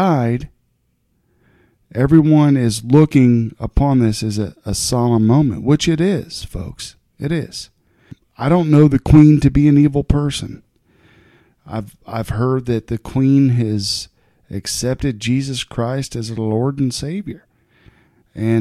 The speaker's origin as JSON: {"language": "English", "country": "United States", "said": "I'm an American"}